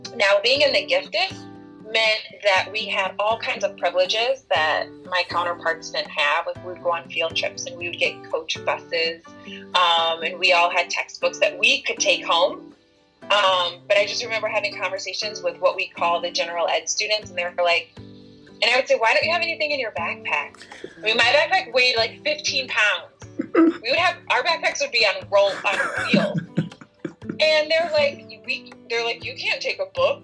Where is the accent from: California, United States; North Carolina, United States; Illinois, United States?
Illinois, United States; Rockford; I was born and raised in a town called Rockford, Illinois